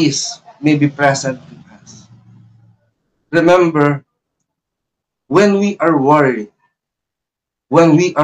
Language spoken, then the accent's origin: English; Philippines; English is a second language; we are known to be a Filipino